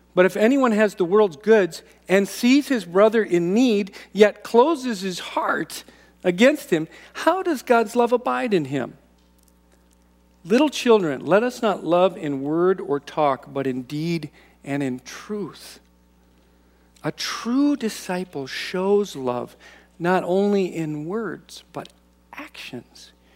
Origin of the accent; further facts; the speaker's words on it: United States; American Christians